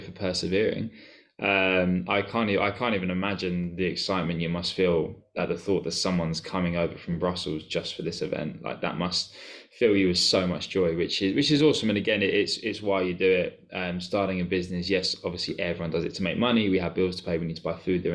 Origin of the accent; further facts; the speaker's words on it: Cambridge, East of England, United Kingdom; I'm from Cambridge.